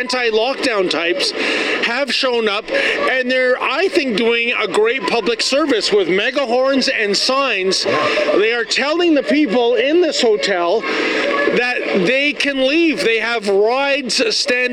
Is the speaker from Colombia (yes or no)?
no; Canada; we as Canadian citizens